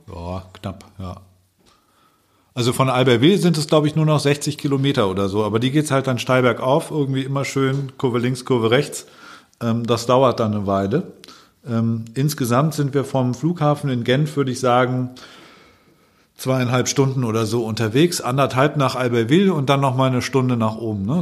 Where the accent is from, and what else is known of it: Allgäu, Bavaria, Germany; born or raised there; now in Hamburg, Germany